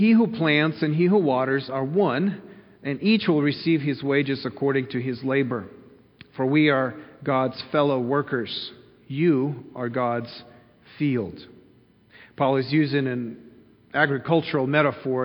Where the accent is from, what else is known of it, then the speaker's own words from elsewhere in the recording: Kyiv, Ukraine; moved away; when I grew up in Kyiv in the city